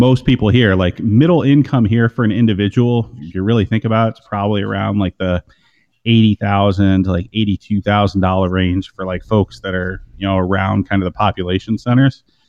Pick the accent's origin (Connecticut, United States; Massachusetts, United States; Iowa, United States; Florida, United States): Iowa, United States; I grew up in Iowa